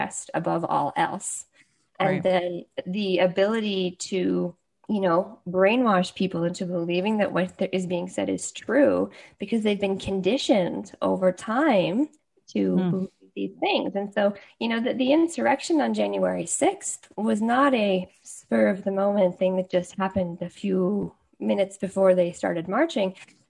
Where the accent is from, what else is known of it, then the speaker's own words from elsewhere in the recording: Canada; as a Canadian